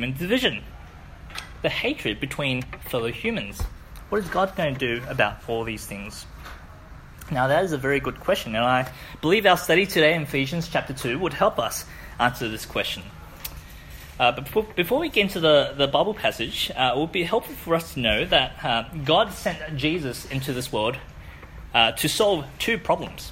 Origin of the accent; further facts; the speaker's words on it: Wellington, New Zealand; moved away; I grew up in New Zealand